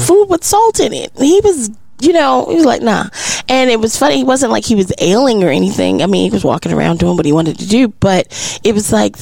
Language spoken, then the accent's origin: English; Maryland, United States; now in Texas, United States; I'm from Maryland